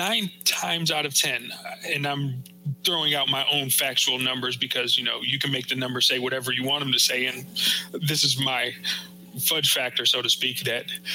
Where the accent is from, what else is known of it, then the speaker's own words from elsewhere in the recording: Northeast, United States; I'm from the Northeast. We call it soda.